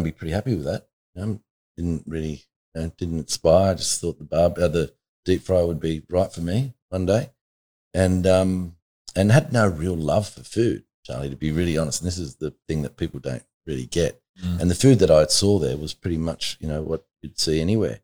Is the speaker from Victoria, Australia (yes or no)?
no; Blacktown, New South Wales, Australia; I know I'm only 15 and I know I'm from Blacktown